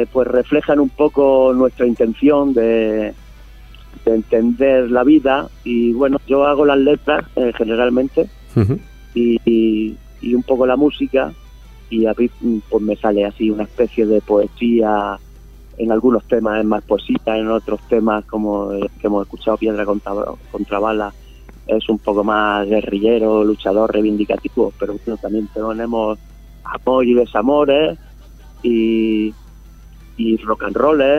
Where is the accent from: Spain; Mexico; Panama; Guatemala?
Spain; Málaga, Andalusia; bueno, perdón, Álvaro, que te quería comentar que yo soy de Málaga.